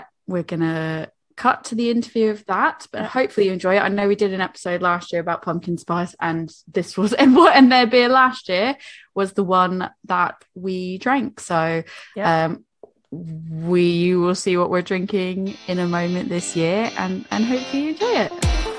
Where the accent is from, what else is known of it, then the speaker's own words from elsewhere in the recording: New England, United States; now in United Kingdom; I'm from New England